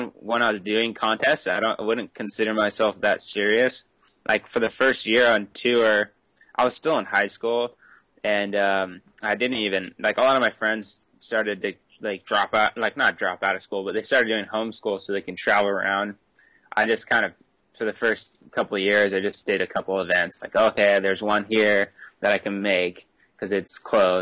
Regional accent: North Shore, Oahu, Hawaii, United States; growing up on the North Shore, it's pretty standard to just start surfing pretty young

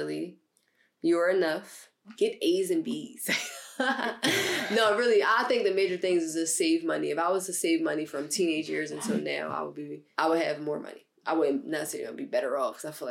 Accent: Philadelphia, Pennsylvania, United States; I'm from West Philly from the age of 1 year old until now, right down the street from where we at right now

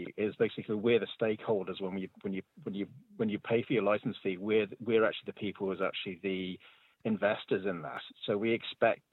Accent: Ireland; I'm Irish, by the way, just in case that anyone's hearing my accent

